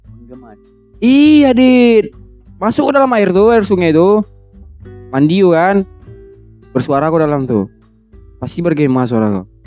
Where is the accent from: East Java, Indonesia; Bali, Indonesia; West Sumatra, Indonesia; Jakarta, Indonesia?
West Sumatra, Indonesia; Lubuk Alung; nah, aku orang lubu aluang. Lubu aluang.